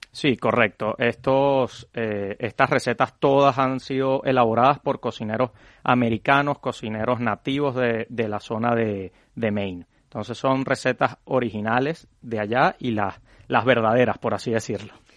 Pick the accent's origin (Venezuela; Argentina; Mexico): Venezuela; now in Madrid, Spain; nosotros somos una familia de venezolanos que llegamos en el 2016 a, España